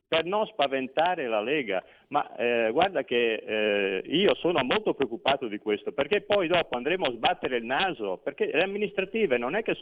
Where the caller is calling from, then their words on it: Veneto, Italy; da Veneto.